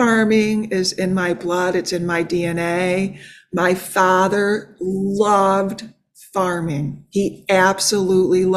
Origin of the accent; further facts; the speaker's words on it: Adirondack Mountains, upstate New York, United States; I grew up in the Adirondack Mountains in upstate New York, a very rural area.